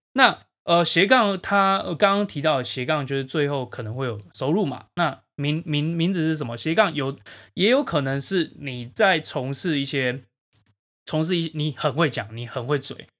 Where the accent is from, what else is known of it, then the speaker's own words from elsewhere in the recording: Taiwan; 对我们台湾人的定义是什么